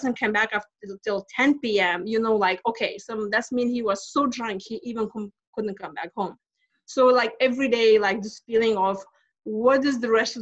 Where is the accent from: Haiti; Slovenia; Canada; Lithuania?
Lithuania; English is a second language; moved away as an adult; now in United States; I'm from Lithuania, and I came to this country back in 2000. Actually, it just turned 20 years because I came in April 20th. And so I grew up in Soviet Union